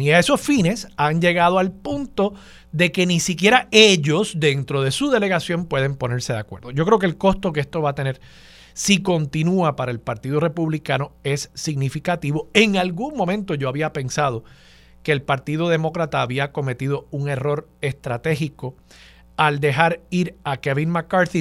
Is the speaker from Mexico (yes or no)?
no; San Juan, Puerto Rico; lo crió como puertorriqueño